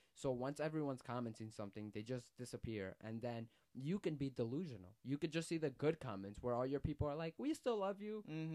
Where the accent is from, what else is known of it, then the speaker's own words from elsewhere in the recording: New York, United States; I was from New York